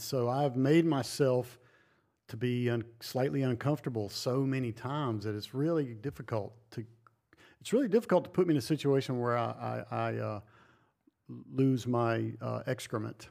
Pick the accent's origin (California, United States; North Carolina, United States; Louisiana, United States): North Carolina, United States; now in Montana, United States; I grew up on the East Coast in North Carolina